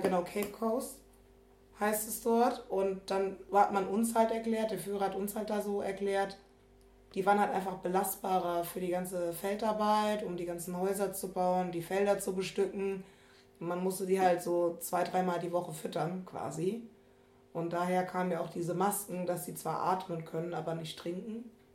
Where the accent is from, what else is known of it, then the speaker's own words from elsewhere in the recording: Germany; ich bin aus dem Rheinland, nur weil wir Karneval feiern